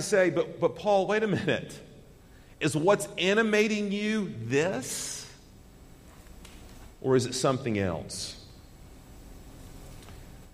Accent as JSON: {"language": "English", "country": "United States", "said": "as an American citizen"}